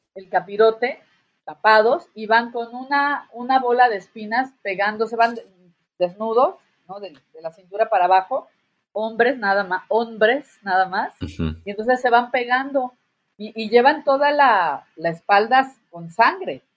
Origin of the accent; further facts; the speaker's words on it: Guerrero, Mexico; por acá de mi tierra, en Guerrero